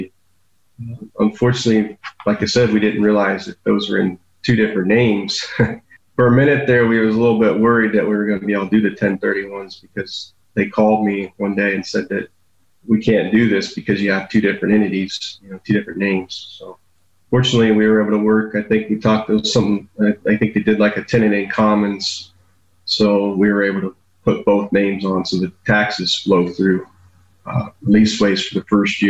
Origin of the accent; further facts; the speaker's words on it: Canton, Ohio, United States; I was born and raised here in Canton, Ohio. Lived here all my life